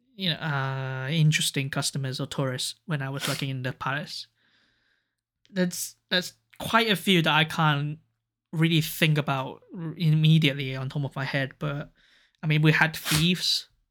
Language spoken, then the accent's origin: English; Hong Kong; now in Japan; I was from Hong Kong